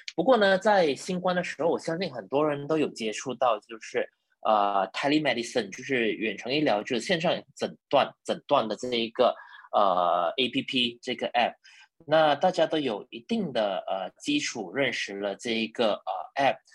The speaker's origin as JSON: {"language": "Chinese", "country": "Malaysia", "also_born_or_lived": "Sabah", "said": "我是马来西亚人，呃，大学毕业于这里，呃，马来西亚的理科大学。嗯。那我大学毕业了以后呢，就一直在沙巴，呃，的医院服务"}